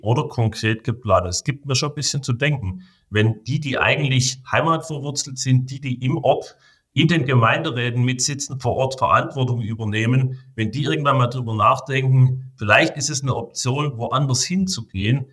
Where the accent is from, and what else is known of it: Germany